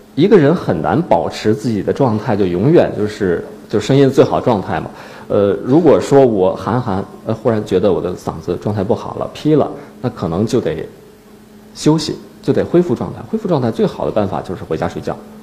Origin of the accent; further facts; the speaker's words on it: Northeast China, China; now in Beijing, China; 我是东北人